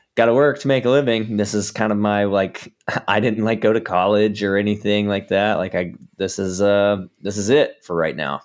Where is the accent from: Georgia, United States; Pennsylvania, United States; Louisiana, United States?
Georgia, United States; now in Southern California, United States; I'm from Georgia originally